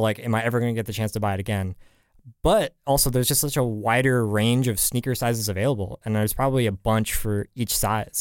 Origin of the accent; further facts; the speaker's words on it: San Francisco, California, United States; moved away; was back home in San Francisco, 'cause I'm from the Bay Area